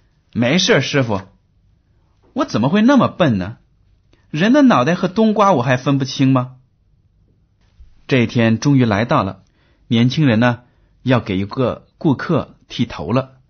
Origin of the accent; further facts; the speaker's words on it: China; 比如说吧，我们中国人大多数都习惯用筷子吃饭，对不对啊？